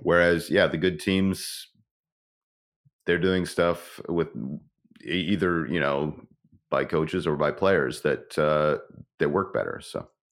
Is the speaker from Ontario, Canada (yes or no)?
yes; Ontario, Canada; moved away; I'm originally from Ontario